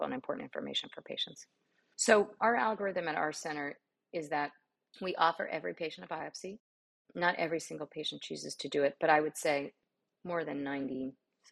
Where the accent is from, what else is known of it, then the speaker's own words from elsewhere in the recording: New York City, New York, United States; moved away as an adult; also born or lived in Miami, Florida; now in Houston, United States; I grew up in New York City